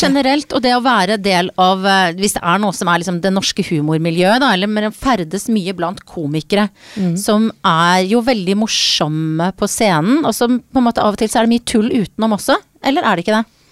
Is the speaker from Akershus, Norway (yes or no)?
yes; Jessheim, Akershus, Norway; jeg er oppvokst på Jessheim